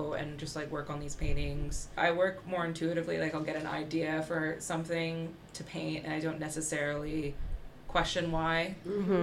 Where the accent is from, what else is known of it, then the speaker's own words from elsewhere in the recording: Towson, Maryland, United States; moved away as an adult; also born or lived in Baltimore, Maryland; now in London, United Kingdom; I'm from Baltimore, Maryland, where I grew up. Well, I grew up in Towson, which is like 8 minutes outside of it